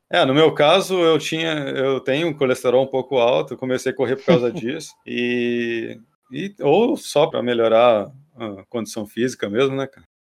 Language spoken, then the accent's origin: Portuguese; Campinas, São Paulo, Brazil; Sou de Campinas, formado em publicidade e propaganda pela PUC Campinas